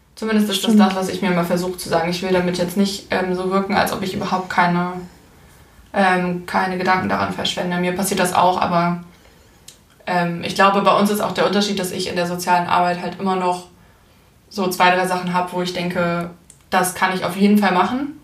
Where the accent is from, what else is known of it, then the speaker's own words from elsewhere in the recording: Hamburg, Germany; ich komme ja aus Hamburg und ich bin halt auch in Hamburg geblieben